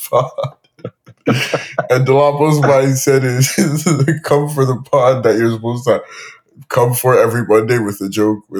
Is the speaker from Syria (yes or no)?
no; Nigeria; now in Toronto, Canada; I grew up in Nigeria